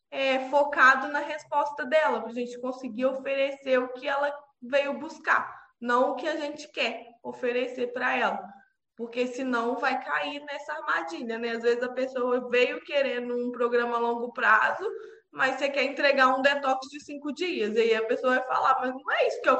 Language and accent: Portuguese; Juiz de Fora, Minas Gerais, Brazil; eu tenho 29 anos, eu sou de Juiz de Fora